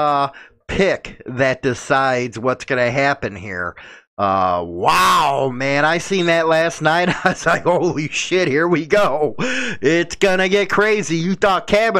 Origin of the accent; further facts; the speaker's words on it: Chicago, Illinois, United States; I'm from Chicago